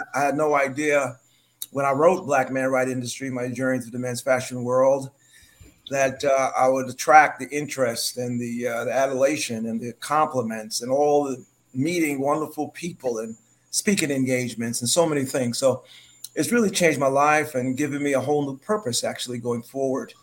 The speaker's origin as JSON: {"language": "English", "town": "New York City", "region": "New York", "country": "United States", "tie": "born or raised there", "also_born_or_lived": "Harlem", "moved": "as an adult", "lives_now": "British Virgin Islands", "said": "I was born and raised in New York"}